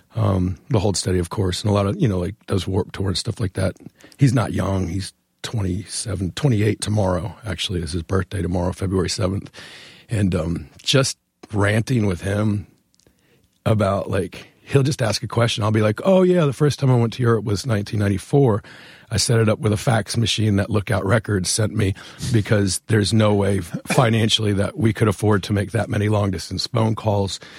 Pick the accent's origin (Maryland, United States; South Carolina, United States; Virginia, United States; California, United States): Virginia, United States; Northern; moved away as an adult; now in Richmond, United States; I grew up in Northern Virginia and have been living in Richmond essentially since that show